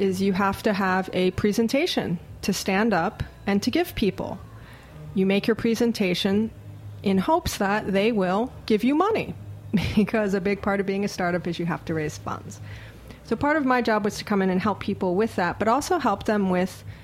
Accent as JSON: {"language": "English", "region": "Hawaii", "country": "United States", "tie": "born or raised there", "moved": "yes", "said": "I'm actually born and raised in Hawaii"}